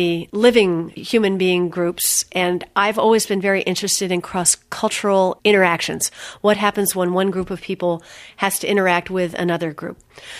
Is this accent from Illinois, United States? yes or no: no; Philadelphia, Pennsylvania, United States; also born or lived in Indiana / Japan / Vermont / Berkeley; I grew up in the Philadelphia area and then went to school at Earlham in Indiana, from there to Japan, from there to Vermont, then back to Philadelphia